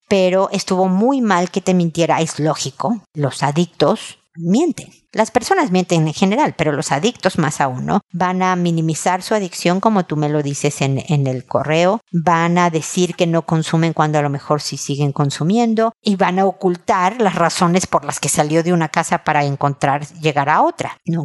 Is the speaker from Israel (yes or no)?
no; Mexico; now in Chile; en México, mi país de origen, y en Chile, donde vivo